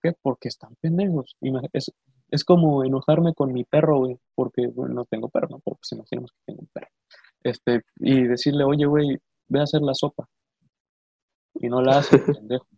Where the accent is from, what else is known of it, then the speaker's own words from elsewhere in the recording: Mexico; a pesar de haber nacido en los Estados Unidos mexicanos y ser hijo de padres mexicanos